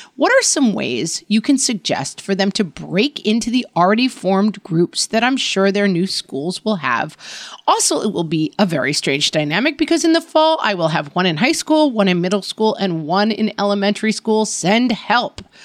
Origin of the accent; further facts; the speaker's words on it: New York area, United States; also born or lived in California; now in suburbs of New York City, United States; It was in the area that I had grown up